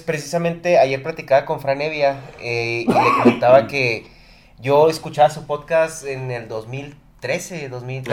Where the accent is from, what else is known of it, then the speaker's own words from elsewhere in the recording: Chihuahua, Mexico; somos de Chihuahua